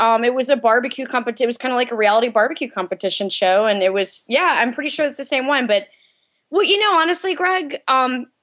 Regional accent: North Carolina, United States; I'm from North Carolina, which, you know, I grew up in North Carolina

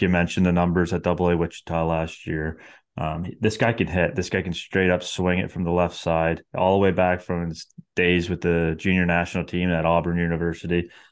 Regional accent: Canada; as a Canadian baseball fan

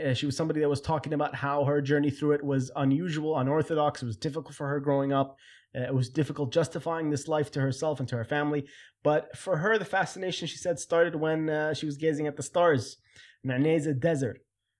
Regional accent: Khobar, Eastern Province, Saudi Arabia; And for me as a kid, growing up in Chobar and seeing the differences between all these different cultures and people that I met from, you know, Bahrain and also other places, the Saudi, Americans, etc.

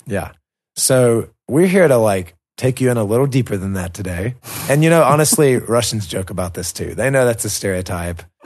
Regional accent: United States; now in Caucasus; we're from America, and America just is a very diverse place

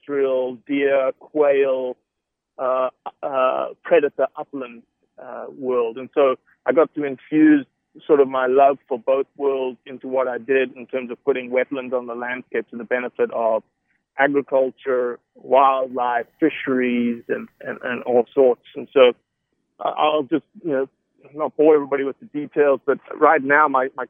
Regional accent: Johannesburg, Gauteng, South Africa; now in United States; I was raised in Johannesburg, 8.5 million

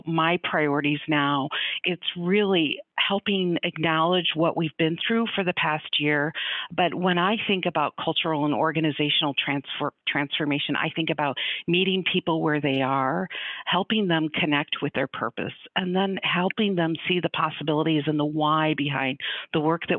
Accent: Chicago, Illinois, United States; moved away; also born or lived in Grand Rapids, Michigan / Colorado; I'm originally from the Chicago area

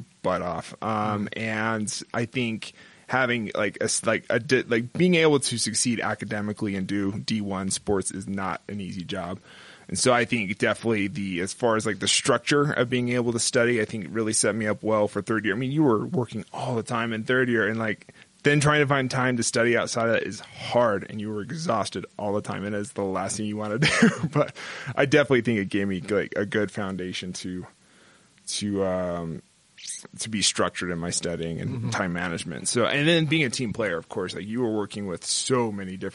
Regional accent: Bountiful, Utah, United States; also born or lived in Los Angeles, California; I was originally born in L.A., but I moved here when I was very young in first grade. I grew up in Bountiful, Utah.

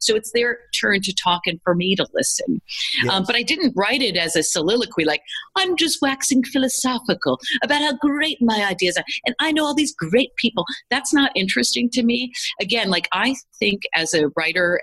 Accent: United States; as a kid growing up in the United States

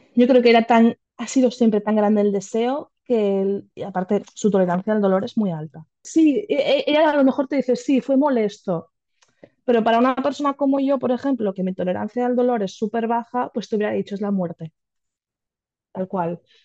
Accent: a town bordering Barcelona, Catalonia, Spain; nosotras somos de una ciudad colindante de Barcelona, no somos de Barcelona capital

